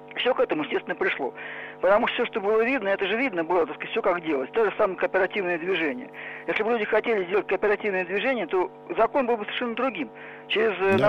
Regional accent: Moscow, Russia; Мне 56 лет, я москвич

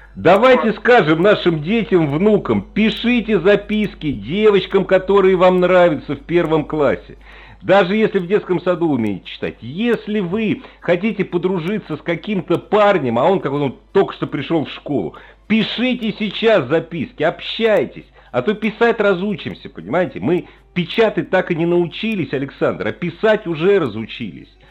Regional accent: Moscow, Russia; я ж ну, москвич

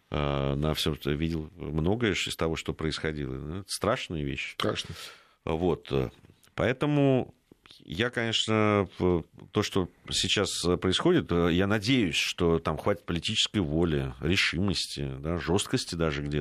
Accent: Fergana, Fergana Region, Uzbekistan; now in Saint Petersburg, Russia; Да, добрый вечер … из Санкт-Петербурга. Родилась и выросла в Узбекистане, в Фергане, училась в русской школе.

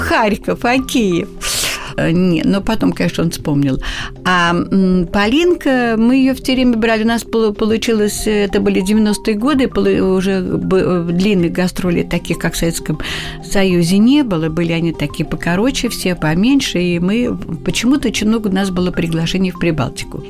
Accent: Moscow, Russia; also born or lived in Abramtsevo; я москвичка коренная, угу. да, плющихинская девица

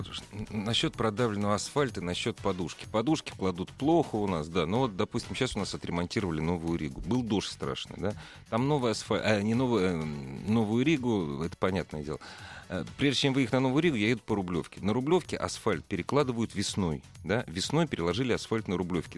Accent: Moscow, Russia; я как москвич

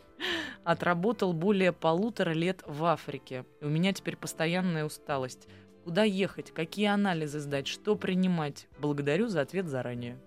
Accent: Saint Petersburg, Russia; я выросла в городе на Неве, где очень мало йода в воде. И нам все время в детстве говорили, вот у вас у детей Петербурга

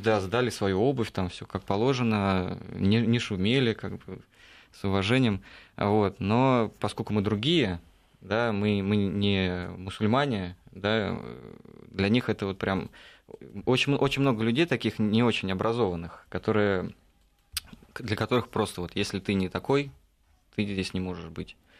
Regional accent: Russia; ты говоришь, из России

